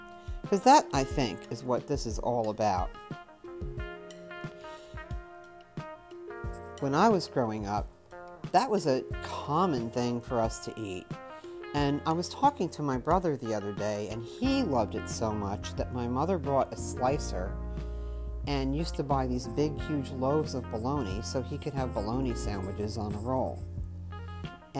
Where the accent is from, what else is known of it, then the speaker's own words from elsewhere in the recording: New York, United States; growing up in New York